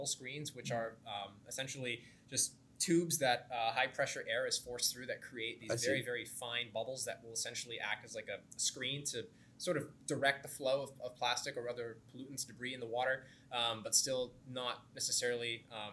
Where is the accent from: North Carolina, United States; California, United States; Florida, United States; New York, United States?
Florida, United States; Orlando; moved away as an adult; also born or lived in Boston; now in Princeton, United States; I grew up in Orlando, Florida.